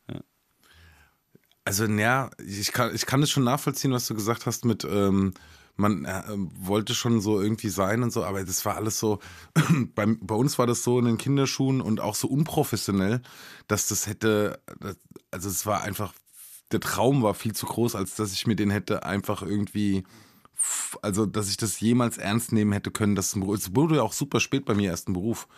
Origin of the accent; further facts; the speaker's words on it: near Aschaffenburg, Hesse, Germany; accent: Hessian; moved away; da, wo ich aufgewachsen bin, ist nicht so weit von Bayern entfernt.